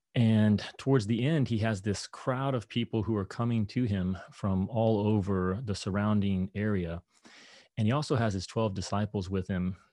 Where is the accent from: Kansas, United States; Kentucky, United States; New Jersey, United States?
Kentucky, United States; moved away; I grew up in Kentucky